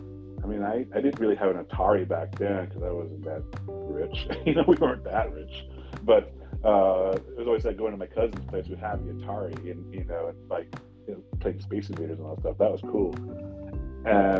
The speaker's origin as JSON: {"language": "English", "town": "San Diego", "region": "California", "country": "United States", "tie": "born or raised there", "also_born_or_lived": "Subic Bay, Philippines / San Felipe, Zambales, Philippines / Los Angeles, United States", "moved": "yes", "lives_now": "San Bernardino, United States", "said": "moved to the States when I was one, and lived most of my life in Southern California. Started out in San Diego"}